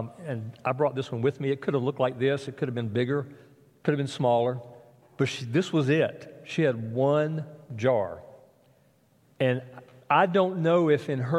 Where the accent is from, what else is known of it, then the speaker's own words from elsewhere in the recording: South Alabama, United States; Where I grew up in South Alabama